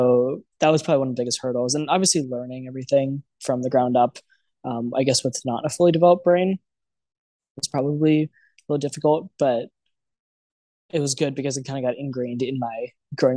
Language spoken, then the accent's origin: English; Maryland, United States; moved away as an adult; now in New York, United States; I ended up interning for a bunch of places around where I grew up in Maryland, around DC